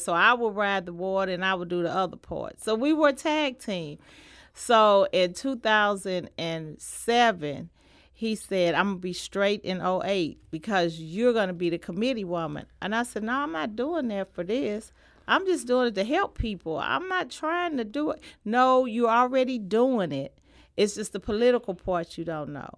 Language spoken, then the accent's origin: English; St. Louis, Missouri, United States; I was born in Saint Louis and I was raised in Saint Louis, in North Saint Louis